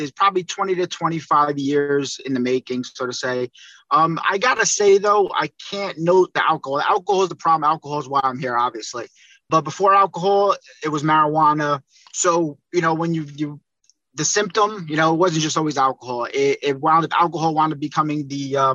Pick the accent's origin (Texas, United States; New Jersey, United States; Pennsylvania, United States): New Jersey, United States; Northern; I'm from Northern New Jersey.